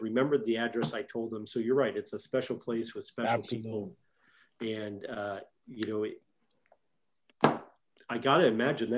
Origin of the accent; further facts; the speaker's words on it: St. Louis, Missouri, United States; I am a St. Louis native myself. I went to Windsor High School. I was born in St. Mary's Hospital in downtown St. Louis